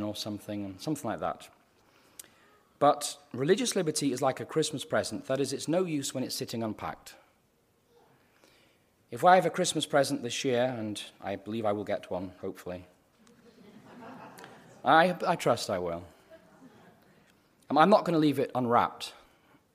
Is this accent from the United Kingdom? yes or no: yes; United Kingdom; now in United States; I'm a Brit